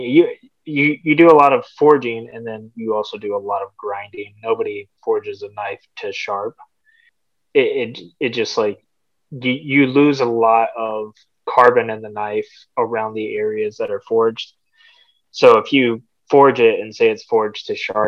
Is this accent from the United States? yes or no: yes; North Texas, United States; moved away as an adult; now in Dubuque, United States; I'm actually from North Texas. I've been living in Dubuque for about almost 4 years now